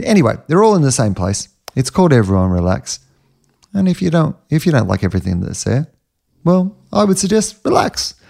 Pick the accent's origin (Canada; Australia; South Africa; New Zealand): Australia; being an Australian